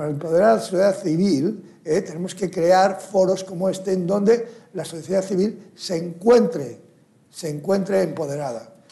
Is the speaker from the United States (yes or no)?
yes; United States; Hemos visto en Estados Unidos, donde yo provengo y además soy ciudadano americano también